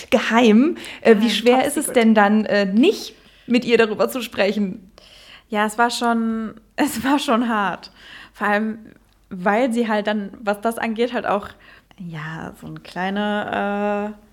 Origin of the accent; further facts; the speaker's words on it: Netherlands; now in Germany; mittlerweile vielleicht so ein bisschen Deutschland, weil ich halt auch da wohne und, äh, aber ich bin aufgewachsen in Holland und ich bin in, in Holland zur Schule gegangen. Ich hatte nie richtig Deutschunterricht